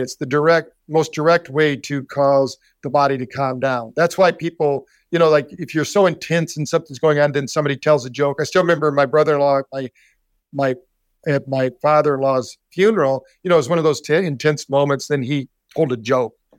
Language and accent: English; Battle Creek, Michigan, United States; moved away; also born or lived in Scottsdale, Arizona; I grew up in Battle Creek, Michigan, the cereal city